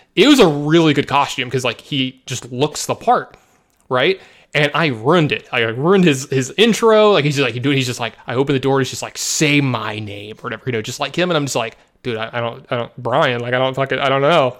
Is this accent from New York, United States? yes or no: no; Louisiana, United States; moved away; also born or lived in Las Vegas, Nevada / Dallas, Texas; I am a Southern boy, for anyone who doesn't know, you know, I was born and raised in Louisiana